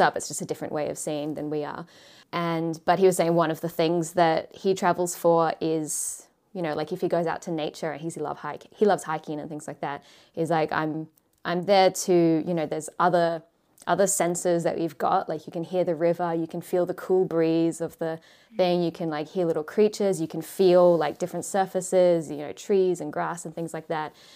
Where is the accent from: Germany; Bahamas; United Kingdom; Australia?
Australia; moved away as an adult; now in Japan; growing up in Australia